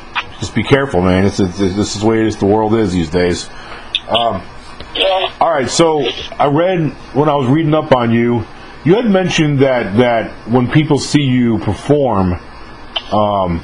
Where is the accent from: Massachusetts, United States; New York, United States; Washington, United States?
New York, United States; when I was growing up in New York many years ago